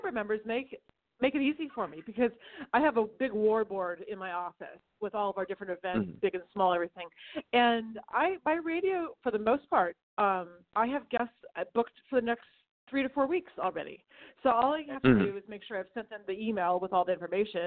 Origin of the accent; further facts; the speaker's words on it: Northern California, United States; I grew up in Northern California.